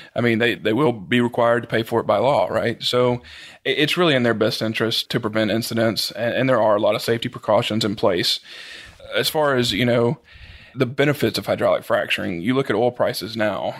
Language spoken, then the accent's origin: English; Collinsville, Mississippi, United States; It's a small town around Meridian, Mississippi, called Collinsville.